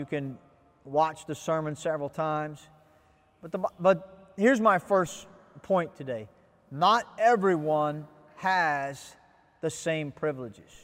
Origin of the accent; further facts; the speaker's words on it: United States; now in Ghana; I'm an American